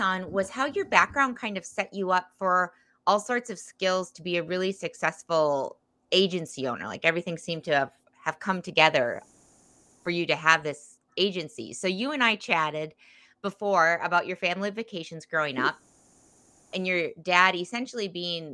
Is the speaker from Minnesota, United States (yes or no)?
yes; Minnesota, United States; I come from Minnesota